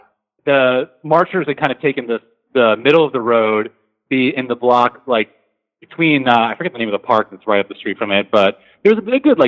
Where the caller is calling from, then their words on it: Washington, District of Columbia, United States; I'm calling in from Washington, D.C.